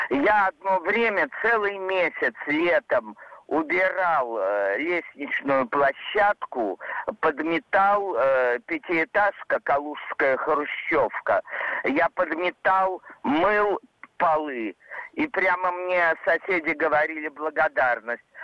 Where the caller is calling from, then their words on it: Kaluga, Kaluga Oblast, Russia; из Калуги.